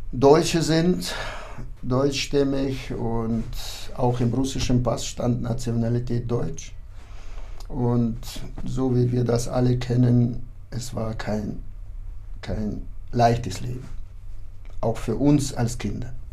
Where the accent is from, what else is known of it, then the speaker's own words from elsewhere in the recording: Kyrgyzstan; moved away; also born or lived in Kazakhstan; Meine Eltern beide sind deutsch und wir waren bis zur zweiten Klasse lebten wir in Kasachstan und dann sind wir umgesiedelt nach Kirgisistan und da bin ich aufgewachsen.